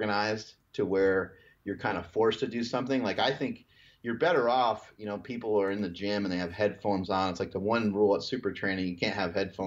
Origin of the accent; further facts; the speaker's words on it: New York, United States; when I grew up in New York